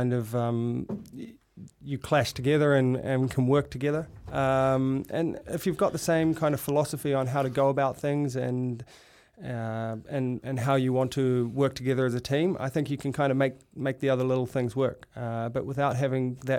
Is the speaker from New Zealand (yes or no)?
yes; Auckland, New Zealand; moved away as an adult; I grew up on the North Shore